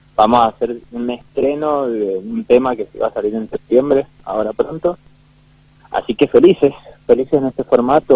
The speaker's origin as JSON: {"language": "Spanish", "region": "Mendoza", "country": "Argentina", "lives_now": "Godoy Cruz, Argentina", "said": "yo de Capital"}